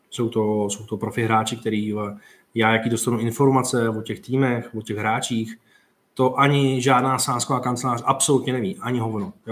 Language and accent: Czech; Slovakia; Já Betáno nemůžem ani ot- otvořit, lebo jsem ze Slovenska, ale typ sport můžem, to je divné celkom.